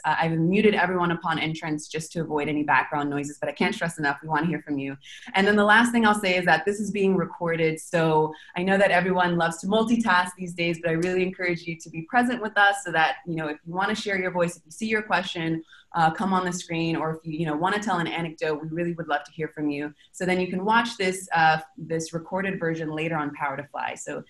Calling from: Argentina; I'm calling from Argentina.

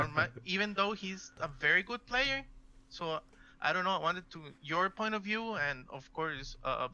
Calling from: Costa Rica; I'm calling from Costa Rica.

